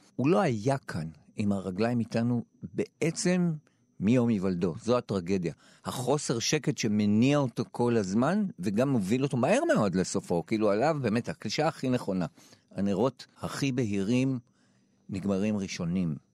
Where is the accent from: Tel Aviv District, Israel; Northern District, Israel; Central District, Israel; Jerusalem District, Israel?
Jerusalem District, Israel; Jerusalem; אני מילולית עברתי מ... מחנה יהודה, המקום שבו נולדתי, לשכונת תלפיות, ועברתי לבית הכרם